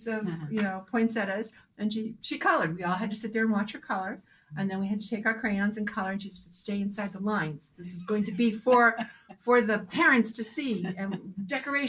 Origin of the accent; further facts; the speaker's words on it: Manchester, New Hampshire, United States; also born or lived in Portsmouth, New Hampshire; Born and raised in Manchester, okay. Native New Hampshire person